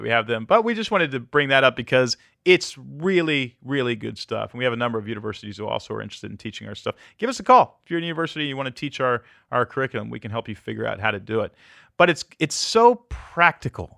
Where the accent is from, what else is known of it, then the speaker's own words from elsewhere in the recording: Pearland, Texas, United States; moved away as an adult; also born or lived in Portland, Oregon; now in Tennessee, United States; I grew up in Pearland, Texas